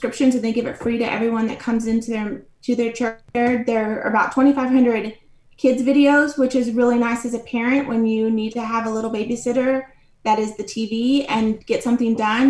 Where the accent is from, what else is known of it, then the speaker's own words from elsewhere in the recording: McKinney, Texas, United States; I am from McKinney, Texas, which is a suburb of Dallas, Texas